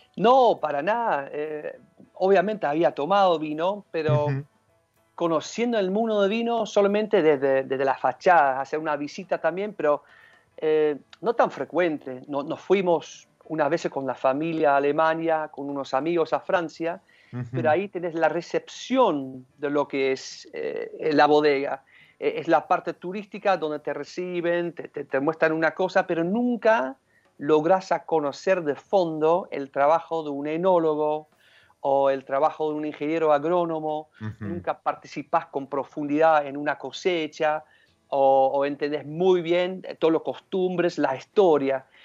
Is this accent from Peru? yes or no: no; Rotterdam, South Holland, Netherlands; now in Mendoza, Argentina; yo nací en Rotterdam